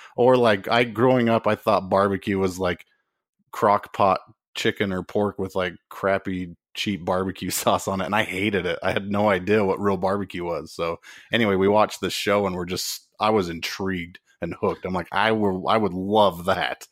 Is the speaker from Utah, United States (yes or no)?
yes; Utah, United States; we're both originally from Utah